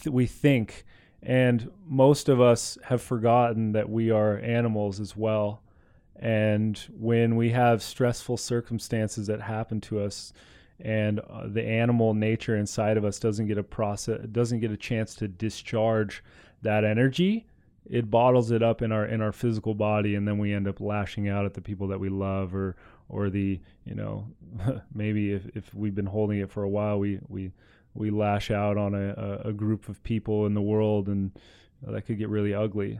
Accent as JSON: {"language": "English", "region": "Southern California", "country": "United States", "tie": "born or raised there", "said": "I was born in Southern California"}